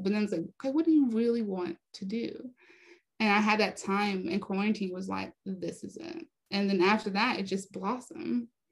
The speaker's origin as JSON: {"language": "English", "town": "Raleigh", "region": "North Carolina", "country": "United States", "tie": "born or raised there", "also_born_or_lived": "Hollywood", "moved": "yes", "said": "I was raised in North Carolina in Raleigh, North Carolina"}